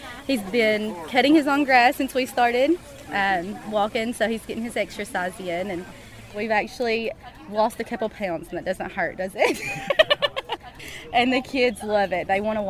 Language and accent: English; Macon, Kentucky, United States; I'm from Macon, Kentucky.